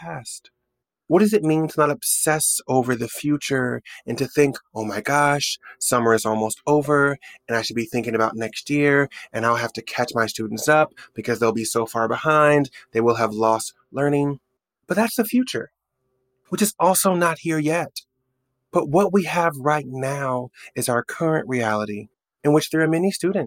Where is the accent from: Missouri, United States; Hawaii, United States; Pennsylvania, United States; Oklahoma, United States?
Oklahoma, United States; Oklahoma City; moved away as an adult; also born or lived in New York; I'm driving around my hometown. By the way, there's a life update. I've left New York and I've moved back to Oklahoma City for work.